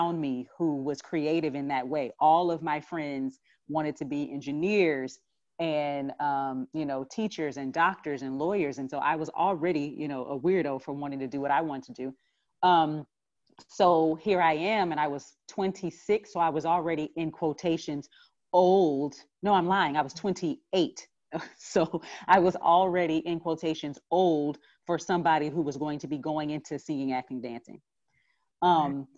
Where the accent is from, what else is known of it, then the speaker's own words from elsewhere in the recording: Texas, United States; in college being in growing up in Texas